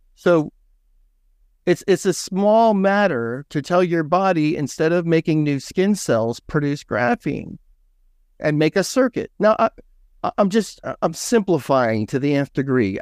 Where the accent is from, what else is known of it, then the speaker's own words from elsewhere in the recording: San Joaquin Valley, California, United States; I grew up in California, right between Sacramento and San Francisco